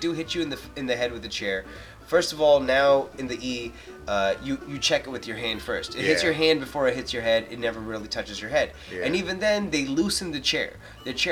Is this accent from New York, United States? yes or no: yes; New York City, New York, United States; As a guy born and raised in Queens